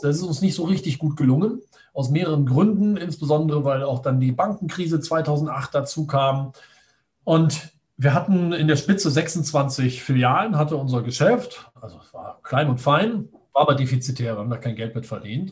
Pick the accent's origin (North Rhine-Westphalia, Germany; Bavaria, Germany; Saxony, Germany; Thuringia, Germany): North Rhine-Westphalia, Germany; Düsseldorf; ich komme aus Düsseldorf, bin 42 Jahre alt